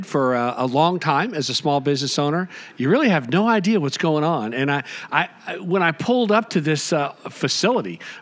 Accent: Treasure Coast, Florida, United States; in my hometown, you know, down along the Treasure Coast

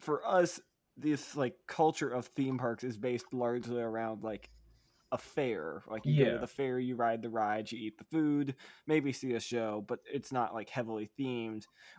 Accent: United States; I'm an American

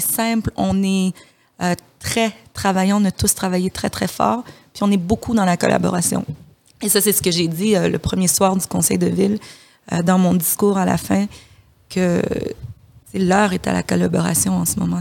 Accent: DR Congo; moved away; je suis de la République démocratique du, Congo

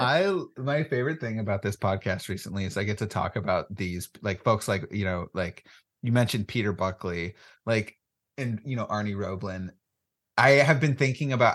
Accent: Oregon, United States; I'm a, a, sixth or seventh generation Oregonian

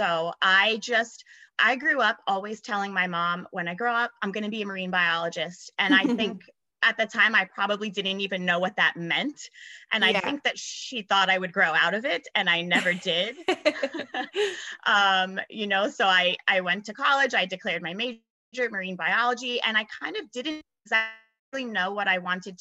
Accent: South Florida, United States; moved away as an adult; also born or lived in San Antonio, Texas; now in Miami, United States; I grew up in South Florida, and I always just grew up around the water

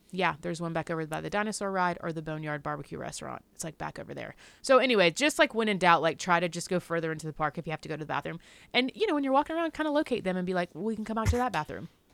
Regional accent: the South, United States; I'm from the South.

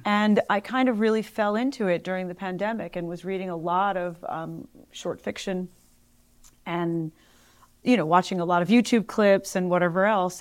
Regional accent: Philadelphia, Pennsylvania, United States; moved away; also born or lived in Los Angeles / New York; living back in my hometown

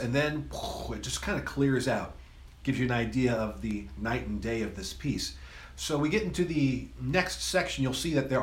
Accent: United States; my home country, the United States of America

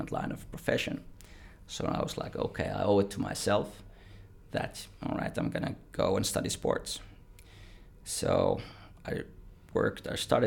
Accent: Vantaa, Uusimaa, Finland; now in Australia; born and raised in Vantaa

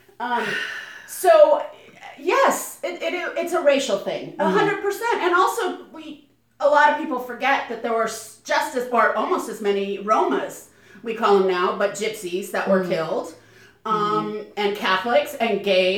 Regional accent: United States; I was born and raised in America

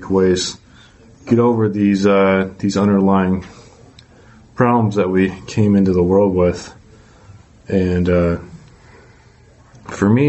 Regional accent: Massachusetts, United States; also born or lived in Georgia, United States; I'm from Massachusetts, but I used to live in Georgia and then moved back to Massachusetts

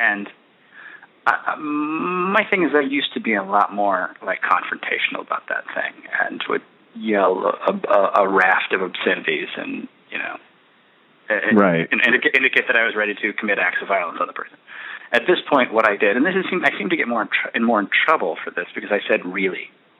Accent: United States; being afraid of black people, that happens because I'm American.

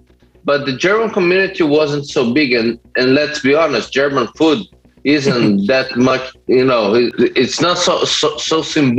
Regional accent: Brazil; For me, it's kind of crazy because I grew up in a farm, and then I was eating that, you know, the best food you could possibly have.

